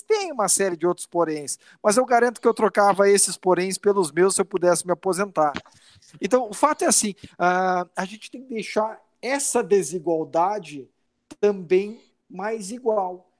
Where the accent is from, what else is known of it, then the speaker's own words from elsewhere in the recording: Rio Grande do Sul, Brazil; also born or lived in São Paulo; Eu sou gaúcho, minha família fica no Rio Grande do Sul, eu venho toda segunda a São Paulo para trabalhar